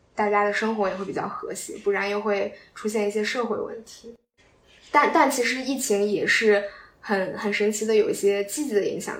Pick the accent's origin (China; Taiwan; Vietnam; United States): China; Qingdao, Shandong; 咱们都是青岛人